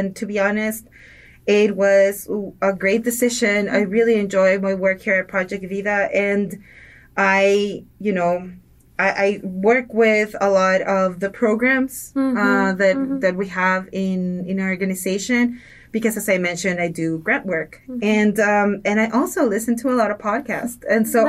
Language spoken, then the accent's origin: English; Ciudad Juárez, Chihuahua, Mexico; moved away as an adult; now in El Paso, United States; I was born in Ciudad Juarez. I was born and raised, was there until high school, moved to El Paso to go to college, and then stayed here. I've been here for quite some time now, not to date myself, but I've been here for quite some time in El Paso.